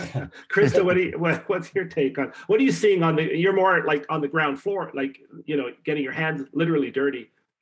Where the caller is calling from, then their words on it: Canada; I'm calling you from Canada.